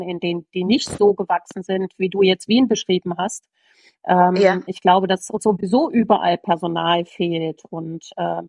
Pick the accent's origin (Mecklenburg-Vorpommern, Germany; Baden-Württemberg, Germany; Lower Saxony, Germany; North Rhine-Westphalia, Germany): North Rhine-Westphalia, Germany; Oberbergisches Land, near Gummersbach; moved away as an adult; now in Bavaria, Germany; im oberbergischen Land bin ich geboren, in der Nähe von Gummersbach.